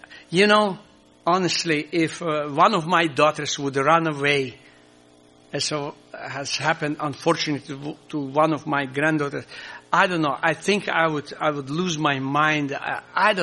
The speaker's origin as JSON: {"language": "English", "country": "Croatia", "first_language": "Croatian", "second_language": "English", "said": "English is not my mother tongue, or we have a Croatian"}